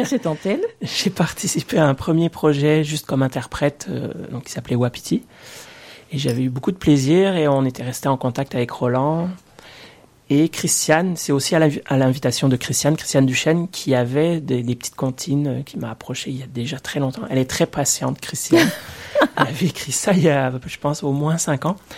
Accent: Orléans, Centre-Val de Loire, France; moved away as an adult; now in Quebec, Canada; je viens d'Orléans, en fait, euh, pas de l'île d'Orléans, mais bien de la ville d'Orléans

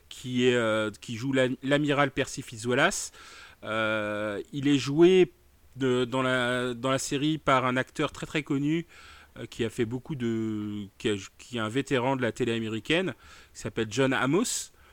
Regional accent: France; je suis un noir français

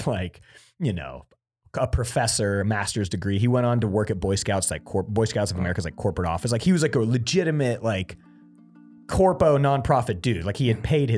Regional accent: Lincoln, Nebraska, United States; also born or lived in Imperial, Nebraska; I am from Lincoln, Nebraska, but my cell phone number is from Imperial, Nebraska

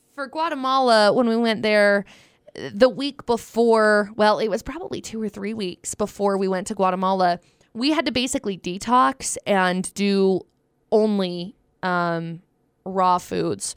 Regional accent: Utah, United States; also born or lived in Vernal; I did grow up in Utah. Um, I've lived here my whole

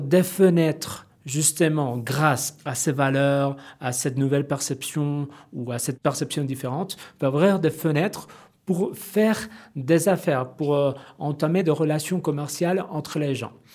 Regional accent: Mexico; Je suis mexicain

